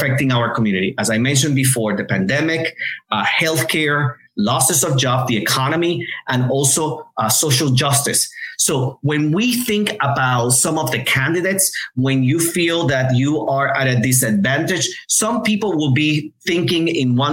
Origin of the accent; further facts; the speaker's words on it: Puerto Rico; moved away; I was born and raised in Puerto Rico